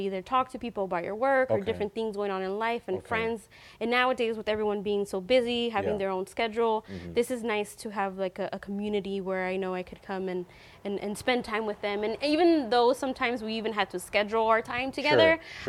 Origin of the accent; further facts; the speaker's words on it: Long Beach, California, United States; I grew up in Long Beach